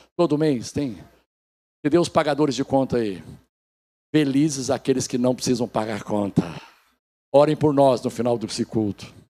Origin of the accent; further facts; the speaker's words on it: Goiás, Brazil; moved away as an adult; now in Rio de Janeiro, Brazil; A Suédina, eu e os três filhos somos goianos